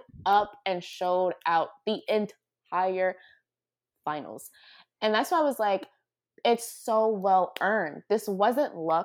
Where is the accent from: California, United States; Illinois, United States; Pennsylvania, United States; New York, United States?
Pennsylvania, United States; Philadelphia; also born or lived in Leeds, England; I'm from Philly